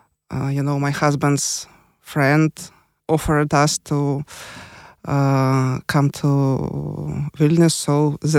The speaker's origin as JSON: {"language": "English", "region": "Kyiv", "country": "Ukraine", "second_language": "English", "lives_now": "Lithuania", "said": "I'm from Kyiv, Ukraine."}